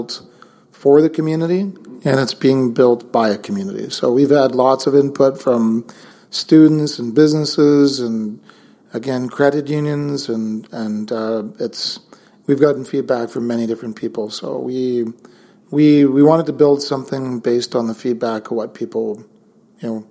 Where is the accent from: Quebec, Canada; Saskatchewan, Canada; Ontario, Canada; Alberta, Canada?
Saskatchewan, Canada; now in Kelowna, Canada; growing up in Saskatchewan, I grew up in a small town